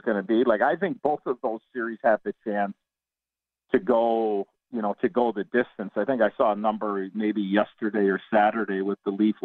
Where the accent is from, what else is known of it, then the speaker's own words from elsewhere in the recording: Chicago, Illinois, United States; growing up in Chicago and being a Blackhawk fan